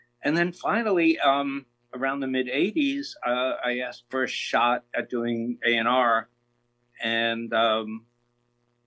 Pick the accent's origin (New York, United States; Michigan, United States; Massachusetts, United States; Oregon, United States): New York, United States; New York City; growing up in the Bronx